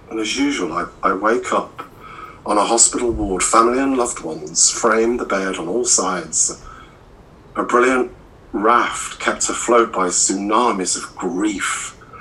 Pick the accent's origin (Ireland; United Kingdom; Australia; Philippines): United Kingdom; Midlands; moved away as an adult; now in Cornwall, United Kingdom; I'm originally from the Midlands